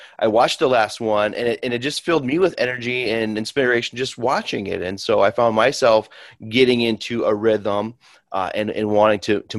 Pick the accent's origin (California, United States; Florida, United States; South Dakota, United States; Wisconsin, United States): South Dakota, United States; Sioux Falls; I'm from Sioux Falls